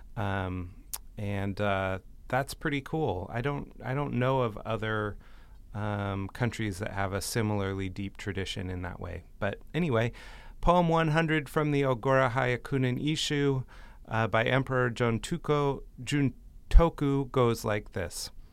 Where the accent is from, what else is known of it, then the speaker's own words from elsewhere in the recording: United States; for us as American Jews